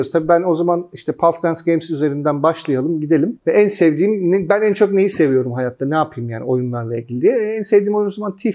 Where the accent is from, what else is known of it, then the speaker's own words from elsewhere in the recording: Turkey; ben ama Türk'üm falan diyorum ben inanamıyorum falan